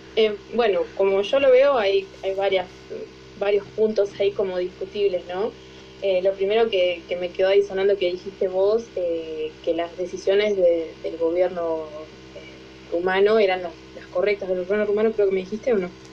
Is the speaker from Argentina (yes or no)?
yes; Tierra del Fuego, Argentina; soy de Argentina, de Tierra del Fuego, del sur-sur